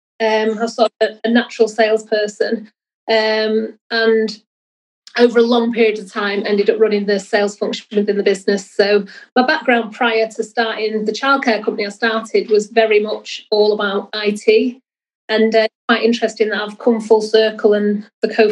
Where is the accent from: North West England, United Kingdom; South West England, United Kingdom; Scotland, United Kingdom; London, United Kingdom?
North West England, United Kingdom; Salford; I spent most of my younger years in Salford. So I grew up on Earlham of the Height, went to school in Salford